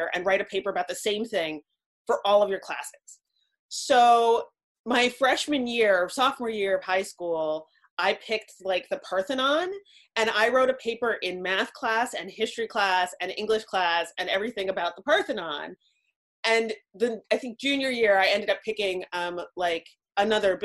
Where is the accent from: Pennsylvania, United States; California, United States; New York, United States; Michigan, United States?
Pennsylvania, United States; Pittsburgh; I grew up in Pittsburgh, and then I moved away for a bunch of years, and then I came back